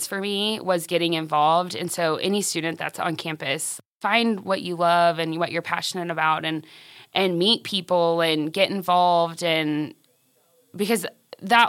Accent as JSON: {"language": "English", "town": "Friona", "region": "Texas", "country": "United States", "tie": "born or raised there", "lives_now": "Canyon, United States", "said": "I grew up in Friona. Mainly. My dad was a football coach, so we lived a few places, but Friona is where I graduated."}